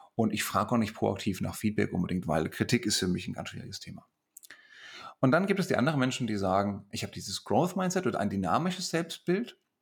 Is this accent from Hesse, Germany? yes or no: yes; Hesse, Germany; accent: Hessian